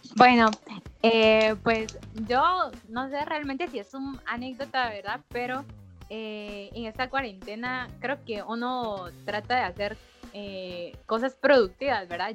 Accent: Guatemala; yo soy de Guatemala

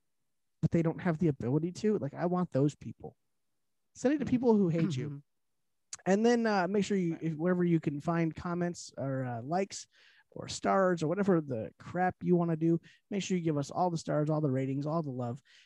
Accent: Detroit, Michigan, United States; We're from the Detroit area

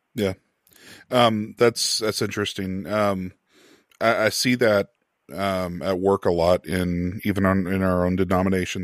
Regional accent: United States; being an American

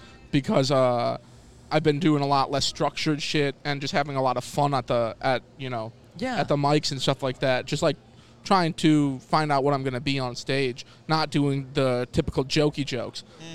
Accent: Midwest, United States; I'm from the Midwest

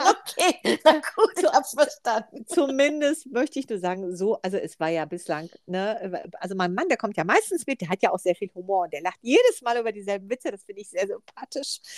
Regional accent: Ahlen, North Rhine-Westphalia, Germany; ich komme ja aus Ahlen.

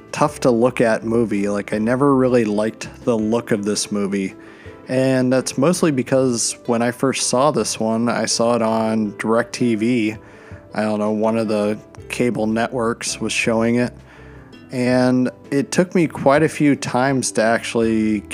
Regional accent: Pennsylvania, United States; moved away; I'm from Pennsylvania originally

